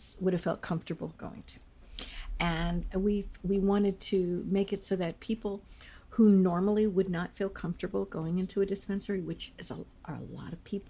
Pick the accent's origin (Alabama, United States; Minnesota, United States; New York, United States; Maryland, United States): Maryland, United States; Takoma Park; I was born in Tacoma Park, and shortly my parents grew up around here. My father grew up a couple blocks away.